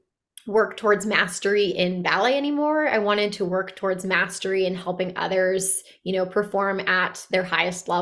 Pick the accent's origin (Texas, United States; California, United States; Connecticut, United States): Connecticut, United States; Bristol; I grew up in a pretty urban part of Connecticut, in Bristol, Connecticut